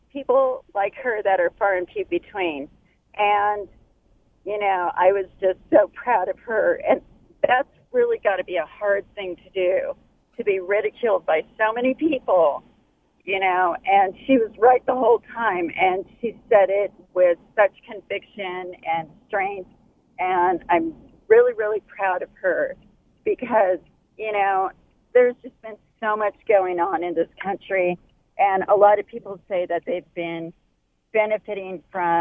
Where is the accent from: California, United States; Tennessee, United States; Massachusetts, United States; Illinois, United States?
California, United States; I was born and raised in California